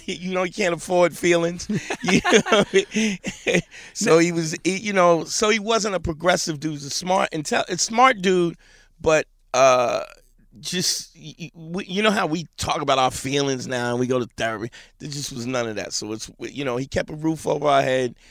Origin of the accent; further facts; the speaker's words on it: New York City, New York, United States; I'm a Brooklyn cat. Grew up in Crown Heights